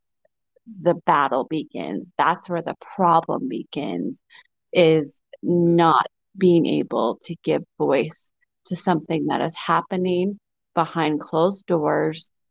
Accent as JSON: {"language": "English", "region": "Utah", "country": "United States", "said": "my home state of Utah"}